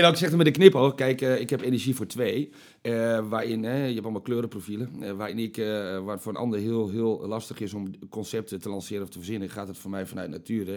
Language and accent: Dutch; Almelo, Overijssel, Netherlands; Ik kom uit Almelo, 37 jaar, leuke vriendin